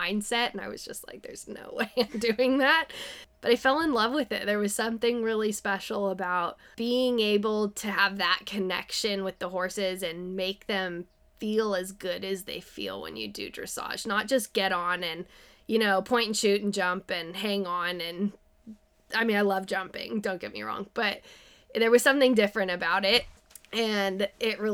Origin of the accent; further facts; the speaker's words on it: San Diego, California, United States; now in Petaluma, United States; I'm from Southern California. I grew up in San Diego.